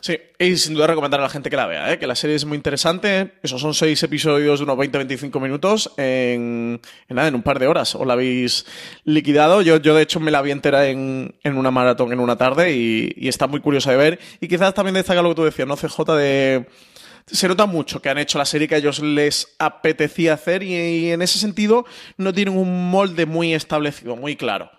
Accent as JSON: {"language": "Spanish", "town": "Málaga", "region": "Andalusia", "country": "Spain", "said": "yo que soy malagueño"}